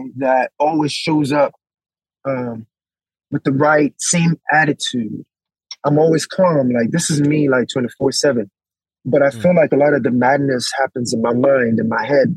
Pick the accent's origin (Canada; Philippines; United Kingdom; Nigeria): Nigeria; moved away; also born or lived in United States; I was born in Nigeria